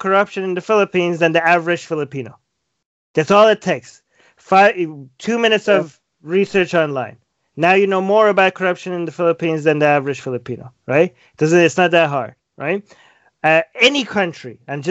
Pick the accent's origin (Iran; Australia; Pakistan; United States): Iran; moved away; I was born and raised in Iran